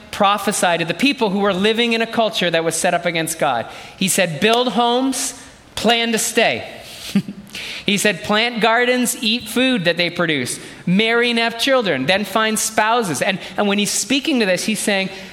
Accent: Canada; I was born in this country, so I'm truly Canadian through and through.

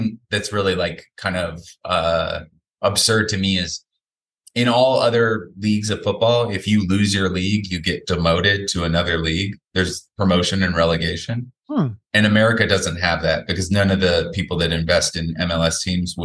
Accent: Seattle, Washington, United States; moved away as an adult; also born or lived in Bellingham / Los Angeles; now in New York, United States; I grew up in Queen Anne, which is like kind of, you know, pretty nice neighborhood

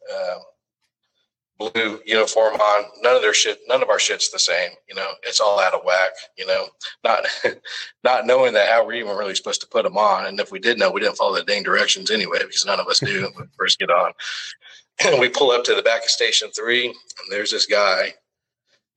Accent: Arlington, Texas, United States; I'm from Arlington, Texas. I was adopted when I was a young baby, but I grew up in Arlington, Texas.

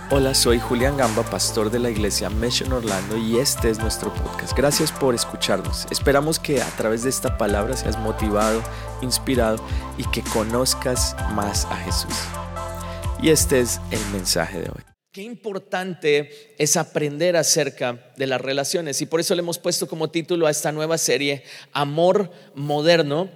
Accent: Colombia; moved away; also born or lived in Miami; a nosotros en general, los colombianos

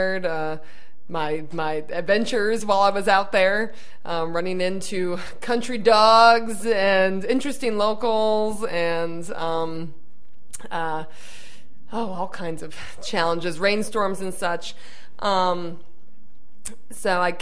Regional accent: Northeast Pennsylvania, United States; I'm from Northeast Pennsylvania

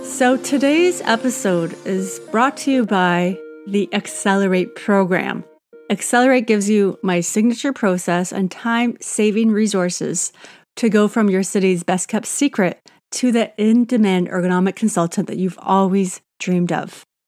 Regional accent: Canada; I'm Canadian

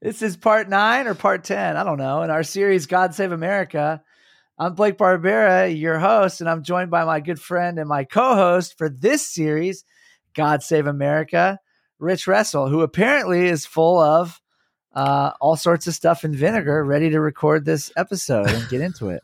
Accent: San Francisco, California, United States; San Francisco is almost my hometown

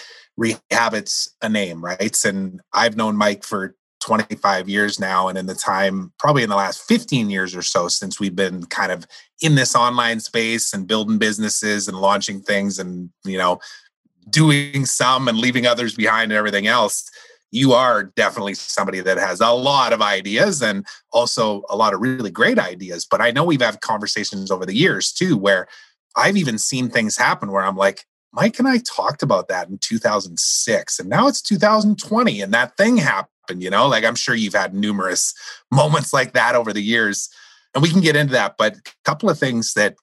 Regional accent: Saskatchewan, Canada; you and I grew up in Saskatchewan

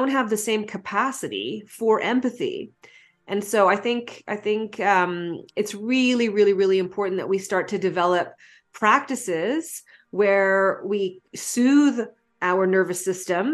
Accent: Canada; as a Canadian

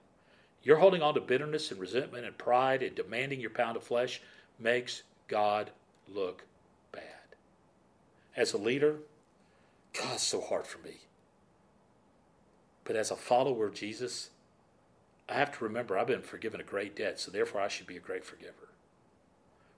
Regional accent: Florida, United States; I grew up in Florida

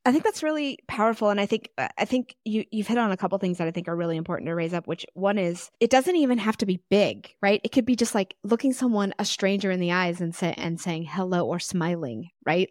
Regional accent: Texas, United States; I'm from Texas

